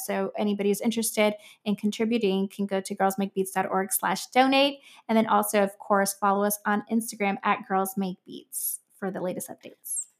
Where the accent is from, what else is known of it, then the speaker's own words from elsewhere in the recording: Miami, Florida, United States; I'm from Miami